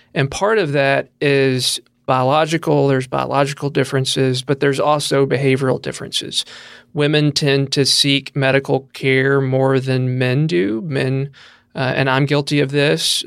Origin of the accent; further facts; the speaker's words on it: Tennessee, United States; now in Kentucky, United States; I'm from Tennessee, same there. We love to be outside. I grew up on a farm